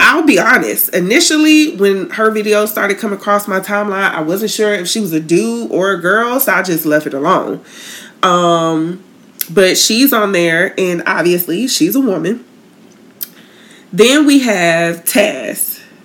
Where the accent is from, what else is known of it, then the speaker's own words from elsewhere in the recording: Tallahassee, Florida, United States; moved away; I'm originally from Tallahassee